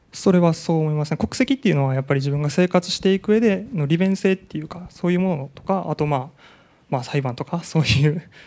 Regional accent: Japan; 僕はもう日本で育ってきたので

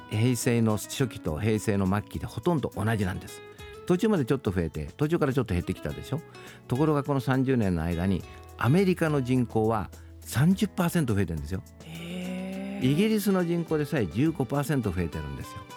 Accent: Wakayama, Japan; moved away; 私はあの和歌山県っていうとこの出身なんですけどね和歌山県の人口って大体100万弱なんですよ

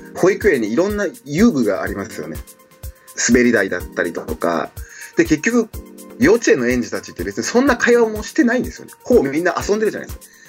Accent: Himeji, Hyogo, Japan; born or raised there; also born or lived in Cameroon

